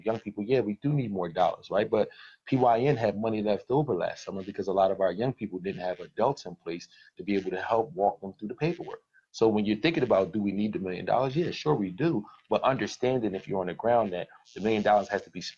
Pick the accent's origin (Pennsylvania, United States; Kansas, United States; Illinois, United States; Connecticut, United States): Pennsylvania, United States; Philadelphia; I grew up in Philadelphia